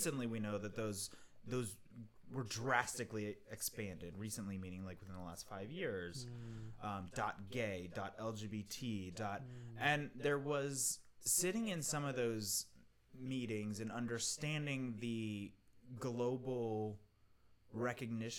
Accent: Mexico; moved away; I grew up in Mexico

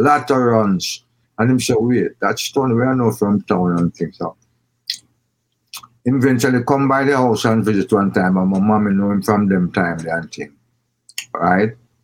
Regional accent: Kingston, Kingston Parish, Jamaica; Then I moved to this great, one of the greatest places on earth, Trenchtown.

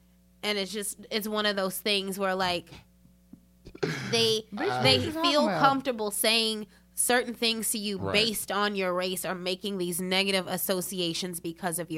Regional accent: Durham, North Carolina, United States; I'm from Durham

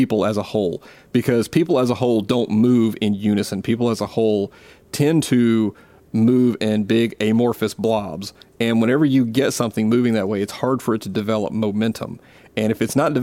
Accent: Gulf Coast, South Mississippi, United States; accent: Southern; moved away; I grew up in the Deep South. Okay, I grew up down, you know, as far into Dixie as you can get, literally down next to the Gulf Coast in Mississippi.

